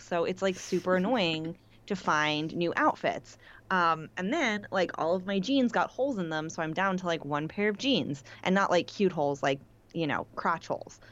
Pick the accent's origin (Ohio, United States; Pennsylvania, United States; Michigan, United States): Pennsylvania, United States; Pittsburgh; moved away; also born or lived in New York; I'm from Pittsburgh. People say yins